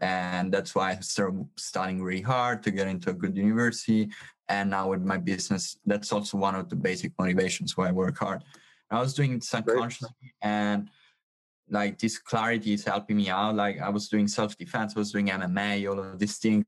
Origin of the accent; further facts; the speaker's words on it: Sicily, Italy; English is a second language; I'm from Sicily.